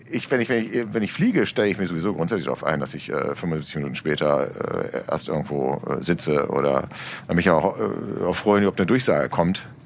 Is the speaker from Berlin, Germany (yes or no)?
yes; Berlin, Germany; Ich gehöre zu den 49 Prozent noch geborenen Berliner. Ich bin die Minderheit, genau.